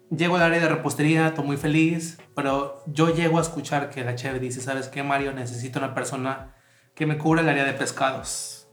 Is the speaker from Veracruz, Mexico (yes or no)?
yes; Tantoyuca, Veracruz, Mexico; del lugar en donde yo nací y una parte que me hacía sentir orgulloso de ser de Tantoyuca